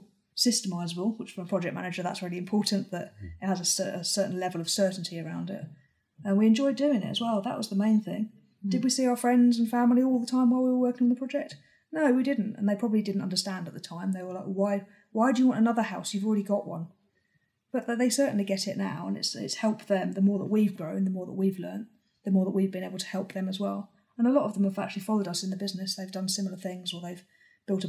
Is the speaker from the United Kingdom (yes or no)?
yes; Hertfordshire, East of England, United Kingdom; moved away; I come from Hertfordshire. So there's certain areas that I know really well. But that was 30 years ago that I lived there.